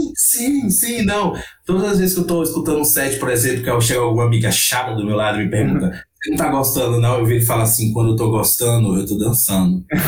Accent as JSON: {"language": "Portuguese", "region": "Northeast Region", "country": "Brazil", "tie": "born or raised there", "moved": "yes", "said": "como nordestino, como uma pessoa que nasceu lá"}